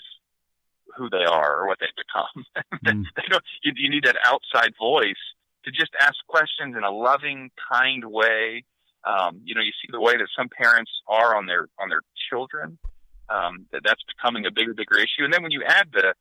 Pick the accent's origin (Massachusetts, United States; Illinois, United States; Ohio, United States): Ohio, United States; Northern; So I grew up in Northern Ohio